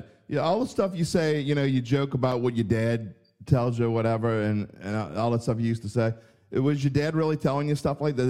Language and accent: English; West Bank, Louisiana, United States; I'm from the West Bank. I'm from the West Bank.